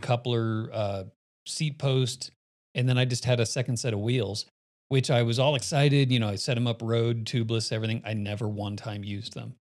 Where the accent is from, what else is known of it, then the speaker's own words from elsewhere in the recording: Phoenix, Arizona, United States; also born or lived in Miami; now in Colorado, United States; I was born in Miami, spent my summers in Miami, grew up in Phoenix, and then moved to Colorado